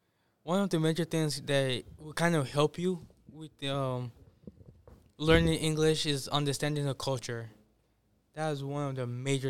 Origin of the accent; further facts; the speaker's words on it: Nigeria; English is a second language; they don't have any idea of where I'm from until I tell them, oh, I'm from Nigeria.